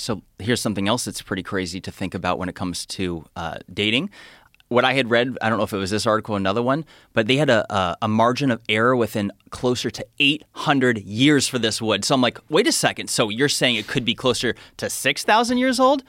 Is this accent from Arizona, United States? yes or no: yes; Phoenix, Arizona, United States; I'm from Phoenix